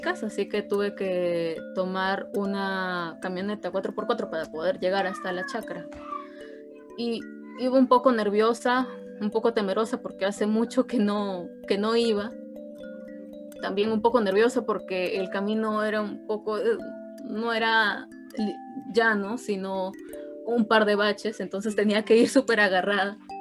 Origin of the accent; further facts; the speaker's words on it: Rioja, San Martín, Peru; riojano como yo